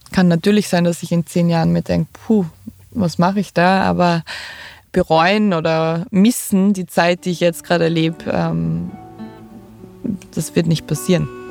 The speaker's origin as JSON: {"language": "German", "country": "Austria", "said": "bei uns in Österreich"}